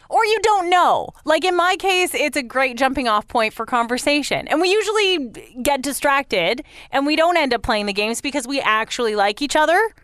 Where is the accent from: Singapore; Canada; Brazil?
Canada; London, Ontario; the ski cross guy from London, actually, my hometown London.